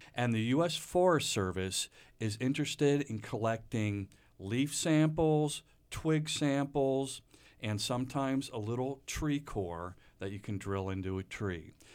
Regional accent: Reading, Pennsylvania, United States; moved away; I grew up outside of Redding, Pennsylvania, which is about an hour, hour and a half northwest of Philadelphia, the so-called Pennsylvania Dutch country.

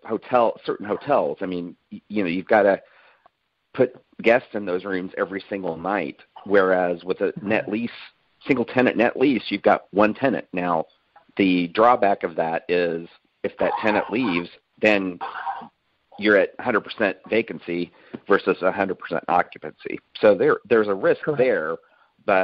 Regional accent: Kansas City, Missouri, United States; now in Austin, United States; I grew up in Kansas City.

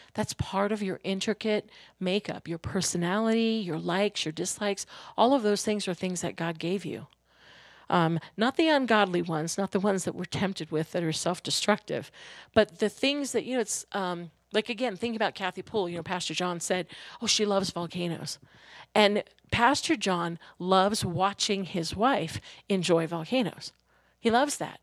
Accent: New York, United States; when I was growing up in New York

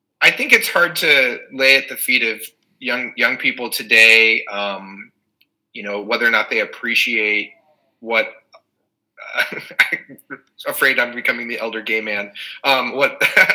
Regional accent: Midwest, United States; now in Bay Area, United States; I grew up in the Midwest.

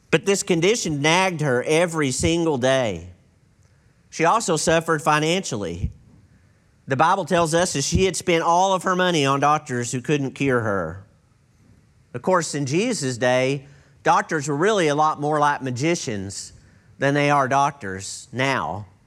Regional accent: East Texas, United States; I grew up in East Texas

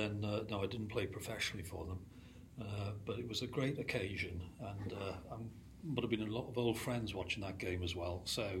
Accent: Swansea, Wales, United Kingdom; I'm from Swansea. So when I was brought up, my dad used to take me to watch the Swans.

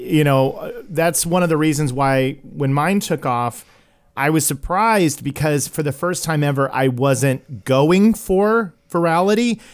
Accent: Tulsa, Oklahoma, United States; I'm originally from Tulsa, Oklahoma

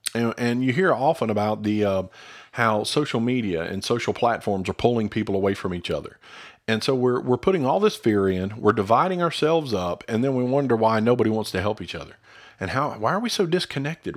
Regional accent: United States; as American Christians

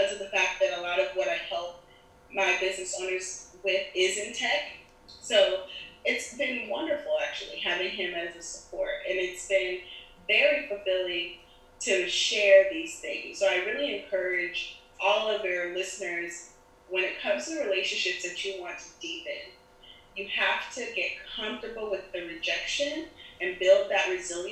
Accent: Germany; also born or lived in Nigeria / Panama; now in Miami, United States; my dad's from Nigeria, my mm-hmm. mother's from Panama, I was born in Germany

